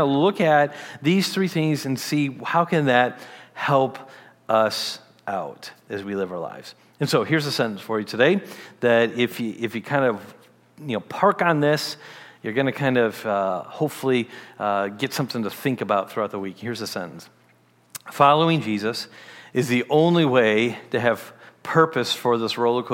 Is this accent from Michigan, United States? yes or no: yes; Detroit, Michigan, United States; as a teen, I grew up in Michigan, the Detroit area of Michigan